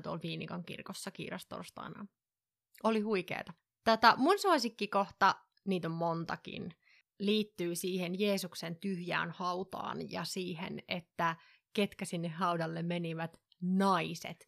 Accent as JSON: {"language": "Finnish", "region": "northern Finland", "country": "Finland", "said": "mä oon pohjoisesta kotoisin"}